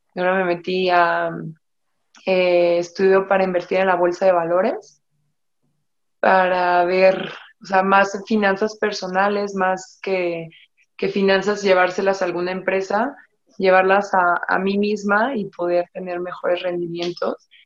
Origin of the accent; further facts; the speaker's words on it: Mexico; Yo me siento muy orgullosa de ser mexicana